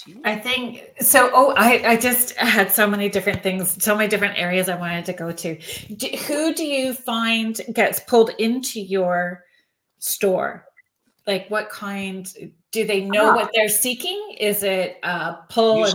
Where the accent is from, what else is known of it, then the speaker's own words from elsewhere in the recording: Northern Ontario, Canada; moved away as an adult; now in Guelph, Canada; I'm from Northern Ontario, Canada, originally, and I'm currently outside of Toronto in a city called Guelph.